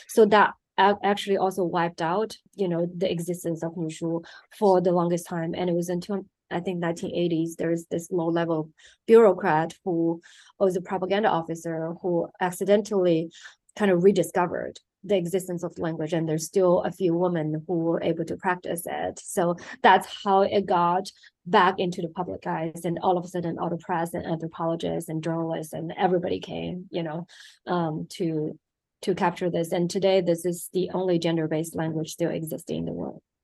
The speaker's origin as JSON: {"language": "English", "country": "China", "tie": "born or raised there", "also_born_or_lived": "United States", "moved": "as an adult", "said": "I was born and raised in China"}